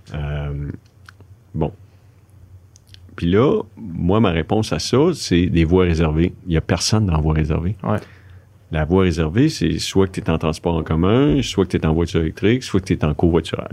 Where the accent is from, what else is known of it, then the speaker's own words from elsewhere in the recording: Quebec City, Quebec, Canada; je viens de Québec